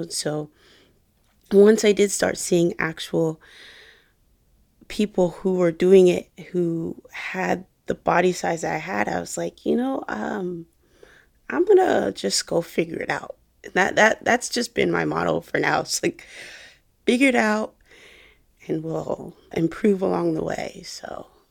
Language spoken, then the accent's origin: English; Jacksonville, Florida, United States; I was making videos for a fitness company here in my hometown in Jacksonville